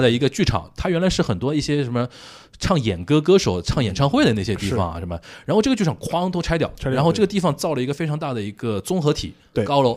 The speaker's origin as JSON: {"language": "Chinese", "region": "Shanghai", "country": "China", "also_born_or_lived": "Japan", "said": "我们上海话"}